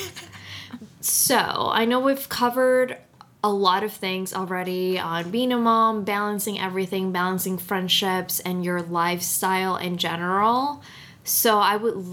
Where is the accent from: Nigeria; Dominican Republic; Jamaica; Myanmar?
Dominican Republic; moved away; I grew up in Dominican Republic